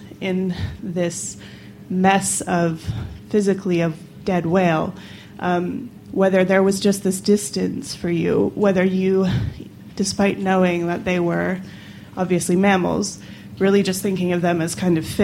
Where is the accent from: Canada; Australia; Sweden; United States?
United States; Westerly, Rhode Island; now in London, United Kingdom; I live in London now, but I grew up in Westerly, which is just over the river